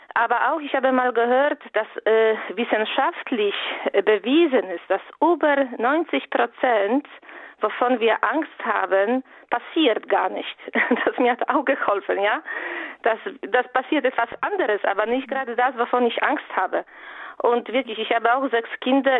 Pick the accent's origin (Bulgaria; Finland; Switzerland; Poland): Poland; German is a second language; moved away; ich komme aus Polen und lebe im Ausland